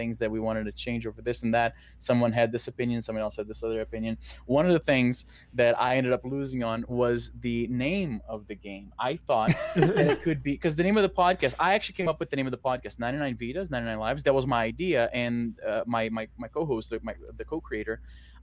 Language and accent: English; Brazil; which is in Portuguese because I'm from Brazil.